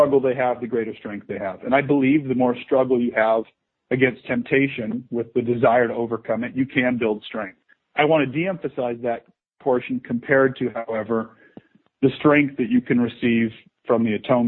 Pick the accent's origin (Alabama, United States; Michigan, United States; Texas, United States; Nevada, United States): Nevada, United States; Las Vegas; moved away as an adult; also born or lived in Provo, Utah / New York City / South Carolina; Born and raised in Las Vegas, oldest of 9 kids, 8 boys, 1 girl.